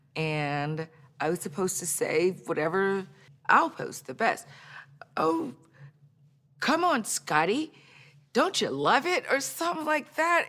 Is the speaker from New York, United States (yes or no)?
no; Baton Rouge, Louisiana, United States; moved away; I grew up in Baton Rouge, Louisiana